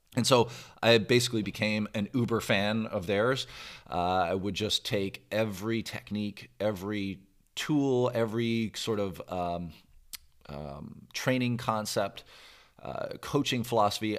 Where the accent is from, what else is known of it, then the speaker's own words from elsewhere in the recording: Brampton, Ontario, Canada; now in Louisville, United States; I grew up in the Toronto area, Canada, and, in a city n, called Brampton, Brampton, Ontario, which is basically a suburb of Toronto